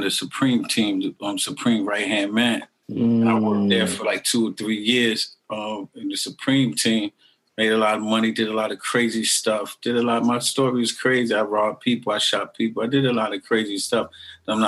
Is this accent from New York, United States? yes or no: yes; New York City, New York, United States; I'm from Murdoch O'Connell Park. They call it Northside Queens